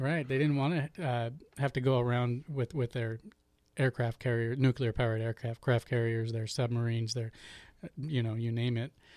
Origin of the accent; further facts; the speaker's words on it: Portland, Oregon, United States; I was born and raised in Portland, Oregon